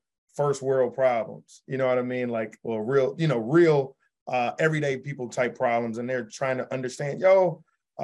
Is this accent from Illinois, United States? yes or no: yes; Chicago, Illinois, United States; also born or lived in New York; I came back home to Chicago, where I worked at a hedge